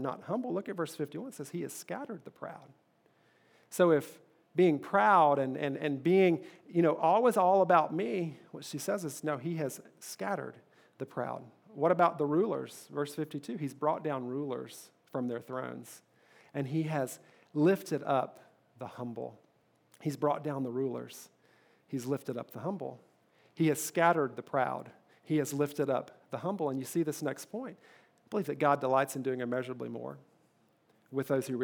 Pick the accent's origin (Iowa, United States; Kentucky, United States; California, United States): Kentucky, United States; the church that I grew up in Kentucky